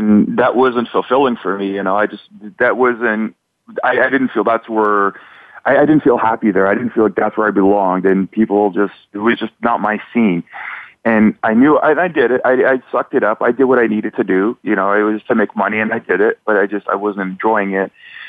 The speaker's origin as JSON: {"language": "English", "country": "Canada", "said": "You know, I'm from Canada."}